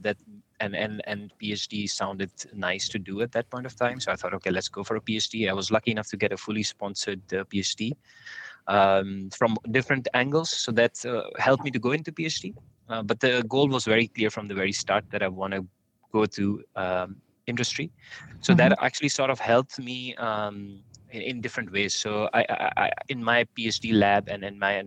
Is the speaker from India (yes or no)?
yes; India; moved away as an adult; now in Netherlands; I come from India. That's where I was born. I live in Netherlands